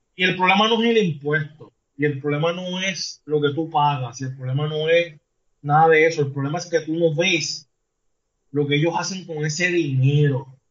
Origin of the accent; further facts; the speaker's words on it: Puerto Rico; el puertorriqueño, que es donde, de donde yo soy, de aquí de Puerto Rico